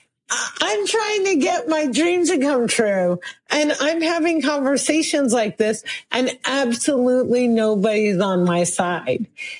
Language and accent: English; New Jersey, United States; Muslim woman born and raised in New Jersey, American as apple pie